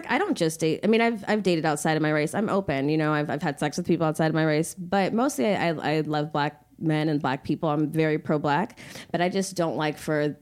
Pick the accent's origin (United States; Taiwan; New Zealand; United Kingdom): United States; we're in America. We're African American